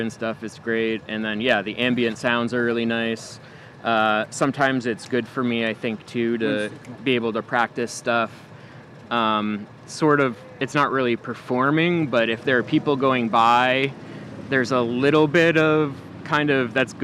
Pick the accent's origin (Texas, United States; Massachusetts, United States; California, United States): Massachusetts, United States; moved away; I'm originally from Massachusetts